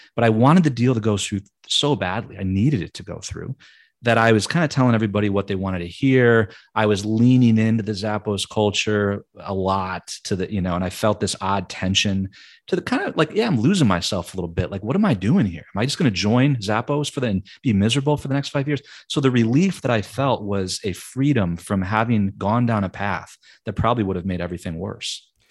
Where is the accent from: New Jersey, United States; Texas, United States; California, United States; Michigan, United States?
Michigan, United States; moved away as an adult; also born or lived in New York; I'm from Michigan, born and raised